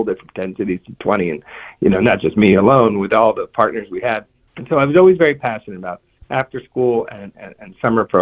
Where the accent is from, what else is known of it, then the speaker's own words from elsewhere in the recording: New Jersey, United States; I grew up in New Jersey, outside New York City